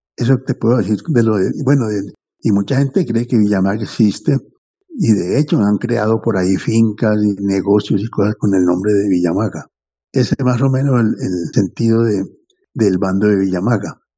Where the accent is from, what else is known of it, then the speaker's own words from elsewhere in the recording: Anzá, Antioquia, Colombia; also born or lived in Medellín, Colombia; yo nací en, el, en Anzá, un pueblito del occidente de Antioquia, pero a los 10 años me llevaron para Medellín